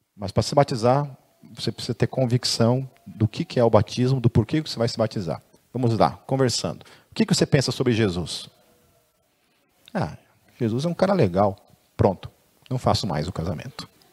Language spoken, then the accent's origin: Portuguese; Foz do Iguaçu, Paraná, Brazil; born or raised there